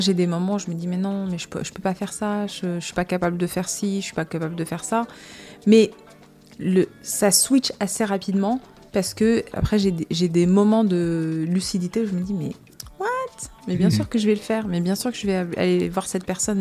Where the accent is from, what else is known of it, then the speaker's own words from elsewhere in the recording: Casablanca, Casablanca-Settat, Morocco; also born or lived in United States; now in France; je viens de Casablanca, donc tout de suite c'est la grande ville